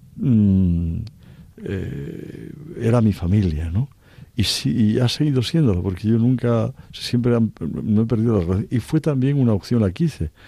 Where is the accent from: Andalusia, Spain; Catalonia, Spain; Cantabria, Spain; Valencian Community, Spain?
Cantabria, Spain; moved away as an adult; also born or lived in Oviedo / Orense